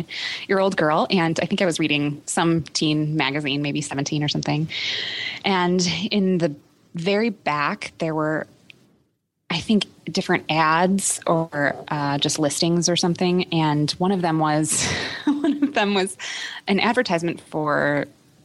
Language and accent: English; Chicago, Illinois, United States; I grew up in Chicago